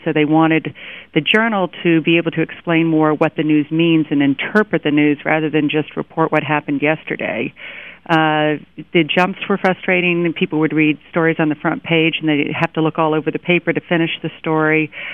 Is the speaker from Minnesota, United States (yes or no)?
no; Miami, Florida, United States; now in New York, United States; I grew up in Miami, and I remember they would close the my high school down